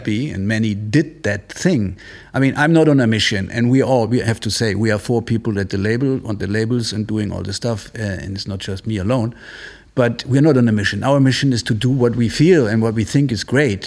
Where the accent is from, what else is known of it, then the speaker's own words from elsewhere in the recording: Munich, Bavaria, Germany; moved away as an adult; also born or lived in Italy / Marseille, France; now in Berlin, Germany; I grew up in Munich since I was seven or eight, and uh, but I'm half Italian. I used to my parents used to live in Italy